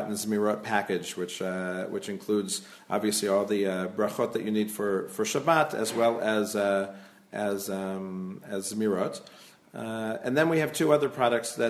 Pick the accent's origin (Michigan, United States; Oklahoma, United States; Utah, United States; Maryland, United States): Maryland, United States; Silver Spring; moved away as an adult; also born or lived in Brookline, Massachusetts; now in Israel